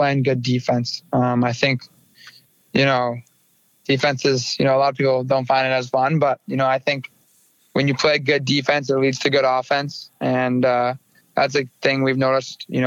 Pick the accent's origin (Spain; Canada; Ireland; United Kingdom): Canada; near Coquitlam, British Columbia; in a town so close to my hometown. You know, I live 10 minutes from the rink here in Coquitlam.